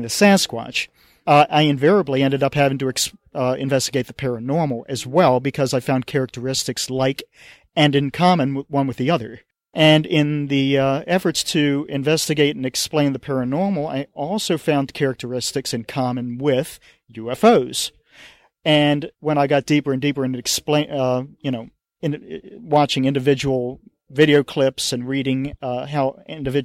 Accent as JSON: {"language": "English", "region": "Maryland", "country": "United States", "tie": "born or raised there", "said": "growing up in Maryland"}